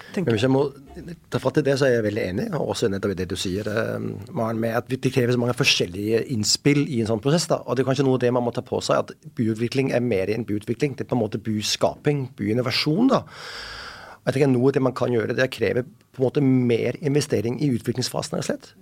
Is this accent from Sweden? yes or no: no; Denmark; Norwegian is a second language; moved away as an adult; now in Oslo, Norway; jeg er dansk